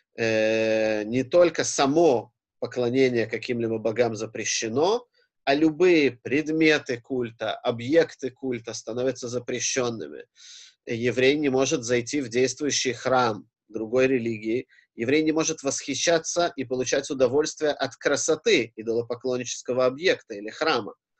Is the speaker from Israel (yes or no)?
yes; Israel; Я рос в Израиле и в религиозном